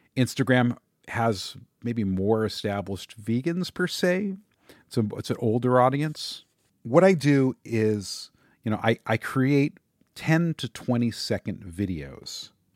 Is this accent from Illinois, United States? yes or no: no; Los Angeles, California, United States; I grew up in the San Fernando Valley. It's a suburb of Los Angeles.